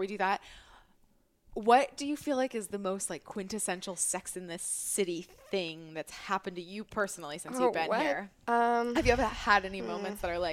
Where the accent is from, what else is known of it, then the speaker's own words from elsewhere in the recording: Portland, United States; moved away as an adult; now in New York, United States; I'm from Portland, but I didn't live in Portland ever as an adult